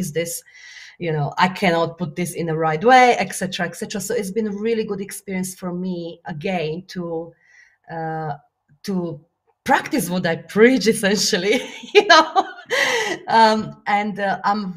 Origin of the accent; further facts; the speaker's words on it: Slovakia; English is a second language; moved away; my Slovakia is my home country